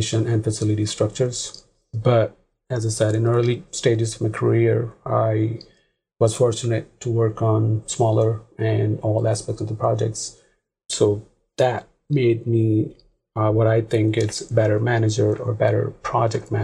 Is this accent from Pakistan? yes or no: yes; Pakistan; moved away as an adult; now in United States; Originally, I'm from Pakistan. Back home, I've been number one in most of the things